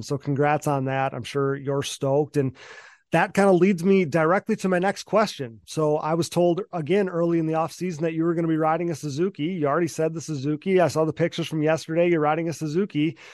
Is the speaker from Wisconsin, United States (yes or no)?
yes; Wisconsin, United States; I'm from Wisconsin, so I'm way up north